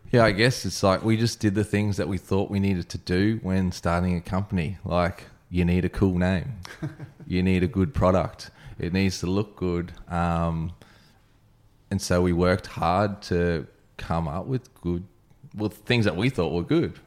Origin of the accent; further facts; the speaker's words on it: Brisbane, Queensland, Australia; now in Sunshine Coast, Australia; I grew up in Brisbane, when I came to the Sunshine Coast